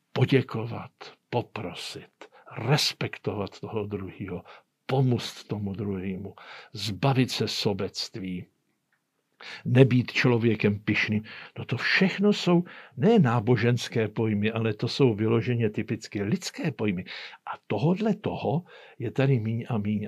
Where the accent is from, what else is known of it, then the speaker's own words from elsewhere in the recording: Czechia; U nás v Čechách